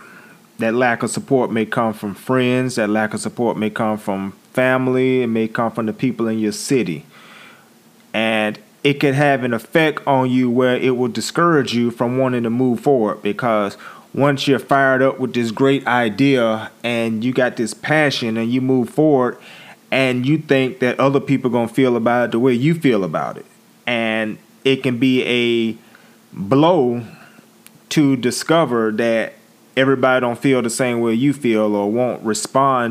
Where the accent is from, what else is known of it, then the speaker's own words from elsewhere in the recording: Pensacola, Florida, United States; I'm a dude from Pensacola, Florida